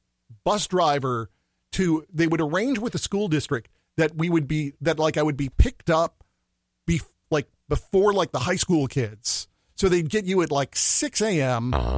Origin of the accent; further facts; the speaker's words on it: Minneapolis, Minnesota, United States; born there; I was born in Northeast Minneapolis.